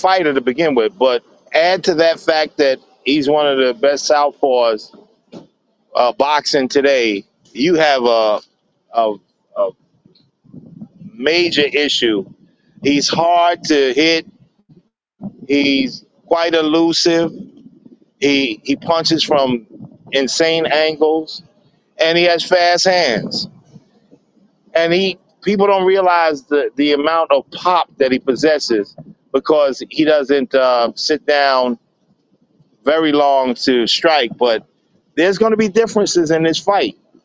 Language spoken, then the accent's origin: English; New York City, New York, United States; The kids in my neighborhood in Brownsville, because I'm from Brownsville, Brooklyn